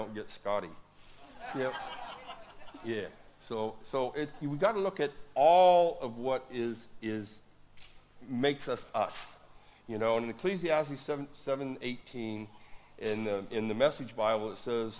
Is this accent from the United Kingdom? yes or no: no; Woodland, United States; my hometown of Woodland